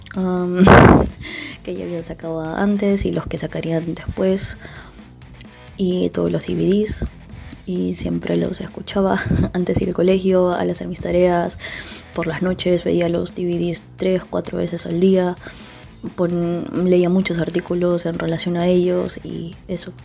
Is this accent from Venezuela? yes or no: no; Peru; moved away as an adult; now in Barcelona, Spain; soy de Perú y actualmente estoy en Barcelona